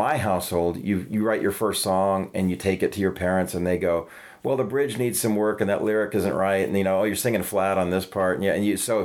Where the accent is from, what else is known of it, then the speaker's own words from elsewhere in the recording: Santa Fe, New Mexico, United States; moved away as an adult; also born or lived in Los Angeles, California; now in Nashville, United States; I lived in Santa Fe all through high school.